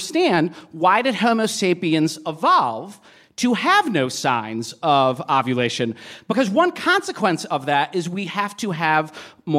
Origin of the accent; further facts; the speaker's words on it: Boston, Massachusetts, United States; moved away; I'm from Boston originally